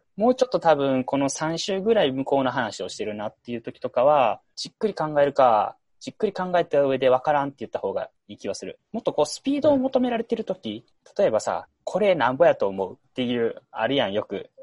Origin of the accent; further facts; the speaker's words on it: Osaka, Japan; 大阪生まれ、大阪育ちで、まあ、ずっと大阪におるんよ